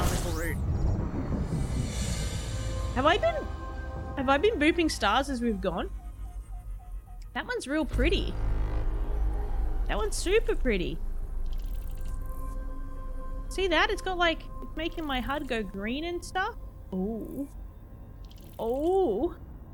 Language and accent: English; Australia; I'm Australian